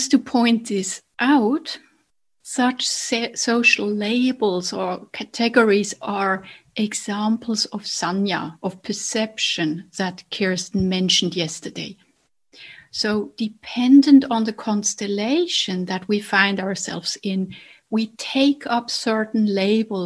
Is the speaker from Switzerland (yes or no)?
yes; Basel, Basel-Stadt, Switzerland; accent: Basel dialect; now in Zurich, Switzerland; I grew up in a different town in Switzerland from Zurich. I grew up in Basel.